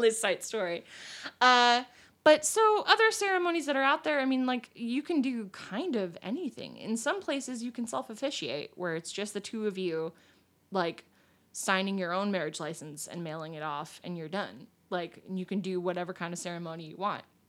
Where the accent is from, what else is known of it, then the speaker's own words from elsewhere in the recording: Pennsylvania, United States; now in Illinois, United States; my home state, Pennsylvania